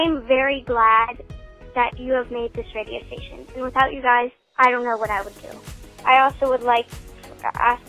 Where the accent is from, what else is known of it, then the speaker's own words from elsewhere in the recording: Greenwood, United States; my hometown is Greenwood. I am 12 years old, and my first 5 years of life, I was an orphan.